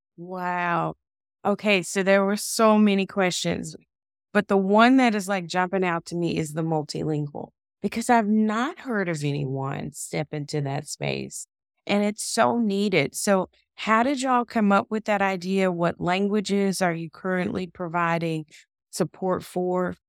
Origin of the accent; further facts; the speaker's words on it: the South, United States; I'm from the South